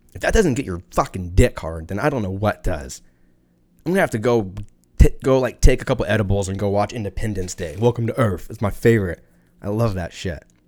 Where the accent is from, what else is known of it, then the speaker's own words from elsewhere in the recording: United States; I'm American